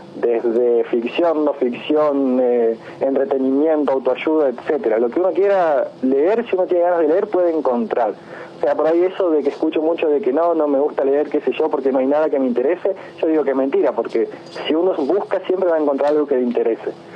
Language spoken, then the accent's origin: Spanish; San Javier, Santa Fe, Argentina; also born or lived in Villa Minetti; la mayoría de mi vida la pasé siempre acá en San Javier. O sea, vine con un año y medio y después, entre idas y venidas, de los 31 años que tengo, más de 25 acá en San Javier